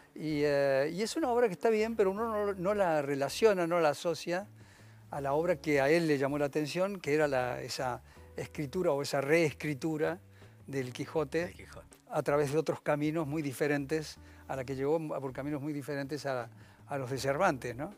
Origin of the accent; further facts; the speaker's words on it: Argentina; moved away; also born or lived in Paris, France; los argentinos